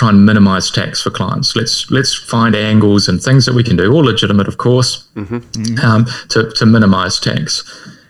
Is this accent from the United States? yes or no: no; Whakatane, Bay of Plenty, New Zealand; accent: Kiwi; I come from Whakatane.